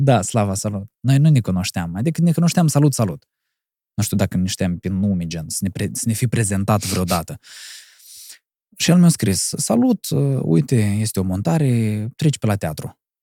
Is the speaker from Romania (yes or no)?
no; Cahul, Cahul District, Moldova; eu sunt de la Cahul